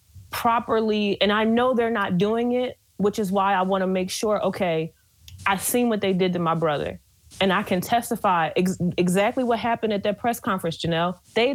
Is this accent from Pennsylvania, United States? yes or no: yes; Philadelphia, Pennsylvania, United States; y'all know I'm from West Philly.